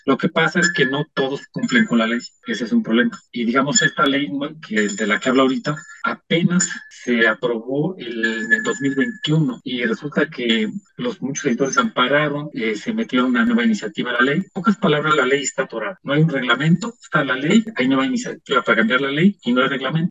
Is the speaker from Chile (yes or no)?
no; Mexico; era parte de una identidad que teníamos como mexicanos